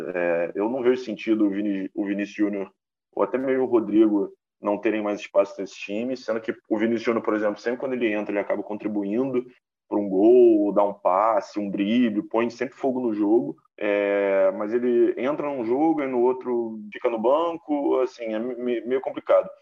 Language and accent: Portuguese; Brazil; a gente aqui como brasileiro